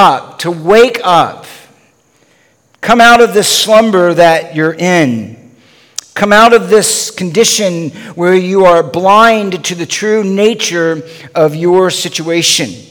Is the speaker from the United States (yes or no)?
yes; the South, United States; moved away; also born or lived in Los Angeles; I grew up actually in the South